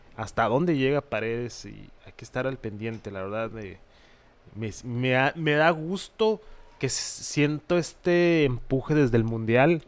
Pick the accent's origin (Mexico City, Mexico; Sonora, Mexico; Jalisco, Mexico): Sonora, Mexico; Hermosillo; somos mexas, somos de Hermosillo